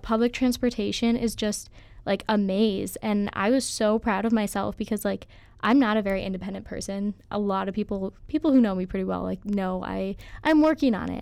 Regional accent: St. Louis Park, Minnesota, United States; I'm from Saint Louis Park, Minnesota. Um, so Twin Cities area

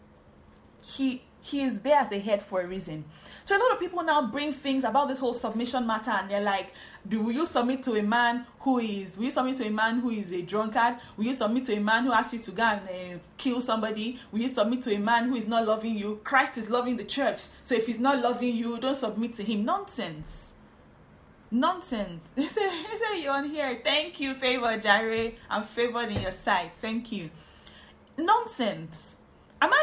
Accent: Warri, Delta, Nigeria; also born or lived in Benin City, Nigeria; I'm from Warri. I lived in Benin City

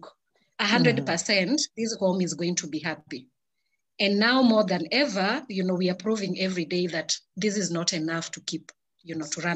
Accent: Kenya; as Africans, as a Kenyan woman

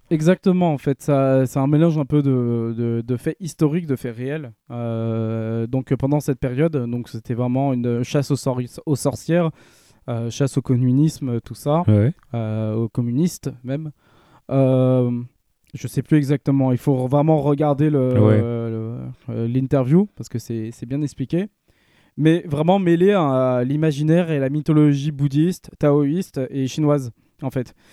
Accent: France; en tant que Français

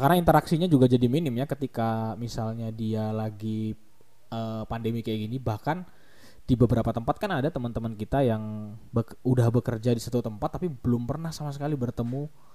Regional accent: Kalimantan, Indonesia; di kotaku, di, di Kalimantan

